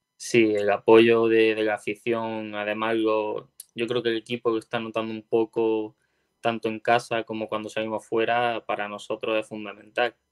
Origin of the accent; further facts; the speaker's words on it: Órgiva, Andalusia, Spain; now in Málaga, Spain; Granada, que es de donde yo soy